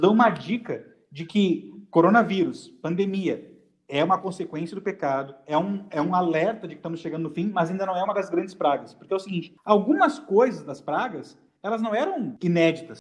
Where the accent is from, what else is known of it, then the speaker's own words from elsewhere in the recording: Rio Grande do Sul, Brazil; eu sou gaúcho